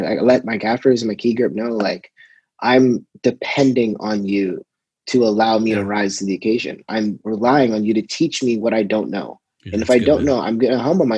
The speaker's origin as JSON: {"language": "English", "town": "Toronto", "region": "Ontario", "country": "Canada", "tie": "born or raised there", "said": "being my hometown, it was kind of nice to be able to shoot where I came from"}